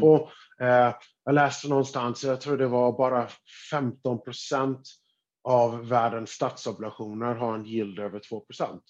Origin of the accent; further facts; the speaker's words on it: United States; som amerikan, skattebetalare i USA